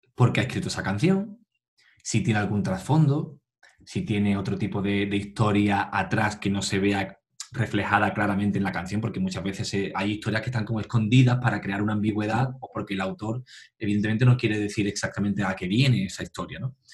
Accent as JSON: {"language": "Spanish", "town": "Tarifa", "region": "Andalusia", "country": "Spain", "tie": "born or raised there", "said": "nací en, en Tarifa y, bueno, aquí de pequeño, pues, em, eh, mis padres me apuntaron a, a clases de solfeo, a, a la banda municipal de aquí de, del pueblo"}